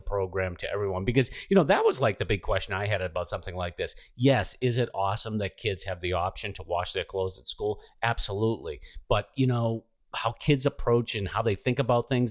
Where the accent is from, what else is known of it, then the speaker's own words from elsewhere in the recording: outside of Boston, Massachusetts, United States; I was the youngest of seven and grew up, you know, outside of Boston here